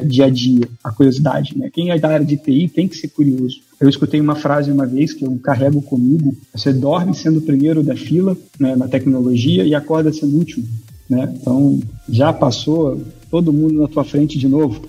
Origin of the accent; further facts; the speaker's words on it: Niterói, Rio de Janeiro, Brazil; moved away as an adult; now in Blumenau, Brazil; Carioca não, sou de Niterói, né? Na verdade, no Rio de Janeiro.